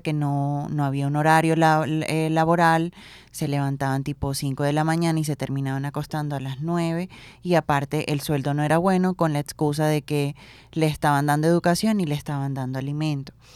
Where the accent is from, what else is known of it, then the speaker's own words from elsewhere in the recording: Plato, Magdalena, Colombia; yo que soy de Plata Magdalena